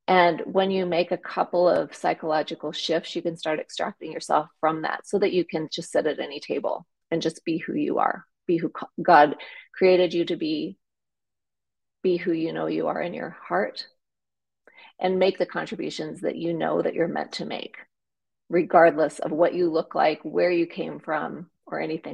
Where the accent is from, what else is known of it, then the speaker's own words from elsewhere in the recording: South Dakota, United States; moved away as an adult; also born or lived in Nebraska; I grew up in a very small town in rural South Dakota